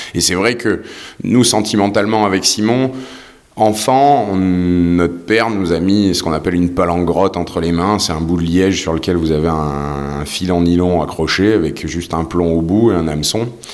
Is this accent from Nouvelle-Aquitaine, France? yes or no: no; Toulon, Provence-Alpes-Côte d'Azur, France